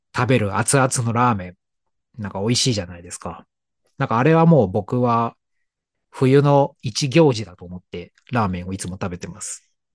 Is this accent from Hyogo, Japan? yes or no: no; Tokyo, Japan; 東京の高円寺という町が地元で、